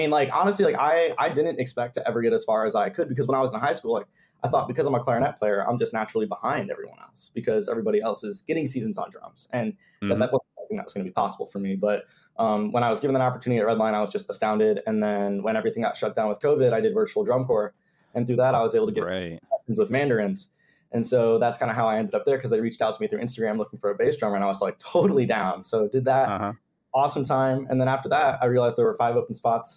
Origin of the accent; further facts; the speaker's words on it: Canton, Michigan, United States; I'm from Canton, Michigan